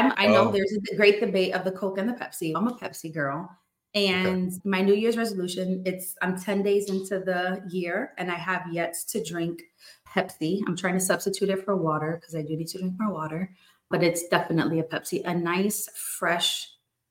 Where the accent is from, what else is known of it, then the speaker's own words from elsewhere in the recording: New Jersey, United States; now in Florida, United States; born and raised in New Jersey, moved over to Florida to get away from the cold